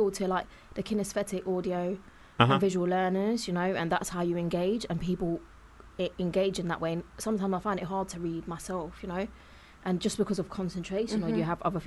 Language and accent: English; Leicester, East Midlands, United Kingdom; I grew up in Leicester